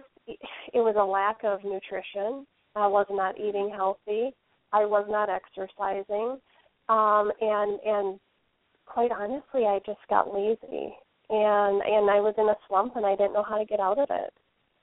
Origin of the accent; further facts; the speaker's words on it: Wisconsin, United States; also born or lived in Illinois; I was born in Illinois, and I've lived in Wisconsin for as long as I can remember